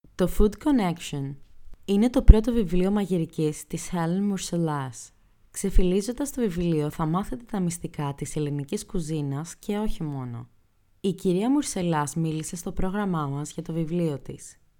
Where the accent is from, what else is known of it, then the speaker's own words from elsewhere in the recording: Limassol, Limassol District, Cyprus; είμαι από Κύπρο, Λεμεσό συγκεκριμένα